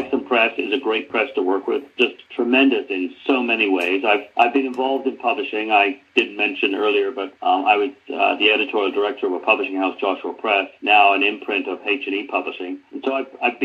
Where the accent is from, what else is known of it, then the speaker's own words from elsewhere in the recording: Birmingham, West Midlands, United Kingdom; I was born in Birmingham